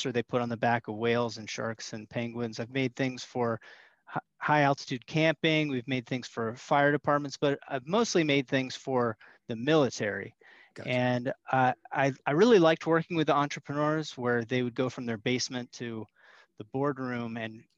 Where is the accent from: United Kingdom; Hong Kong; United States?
United States; Northern Virginia; I'm here in Northern Virginia. So we're like 30, 40 minutes outside of DC